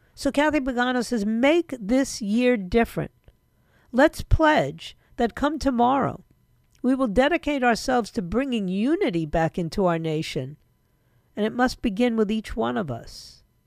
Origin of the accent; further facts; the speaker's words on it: New York, United States; moved away; that's my hometown. Whether I like it or not, that's my hometown.